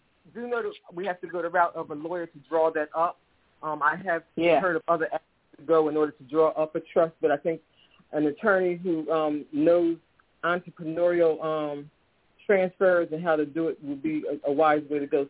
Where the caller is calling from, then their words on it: Philadelphia, Pennsylvania, United States; I'm calling from Philadelphia, Pennsylvania.